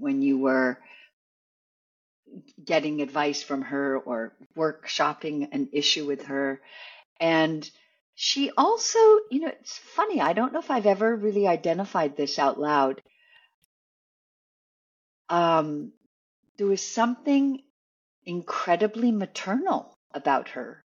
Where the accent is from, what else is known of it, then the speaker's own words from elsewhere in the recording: Canada; I'm Canadian